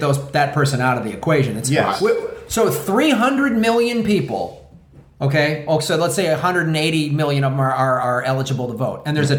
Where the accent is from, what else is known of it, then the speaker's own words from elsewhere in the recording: Chicago, Illinois, United States; Chicago-style voting. That's my hometown, baby.